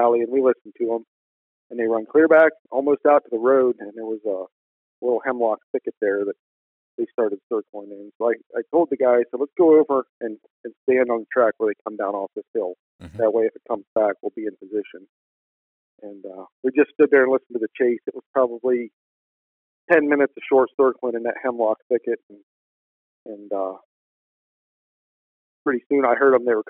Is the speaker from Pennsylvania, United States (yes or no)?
yes; Northwest Pennsylvania, United States; I'm from Northwest Pennsylvania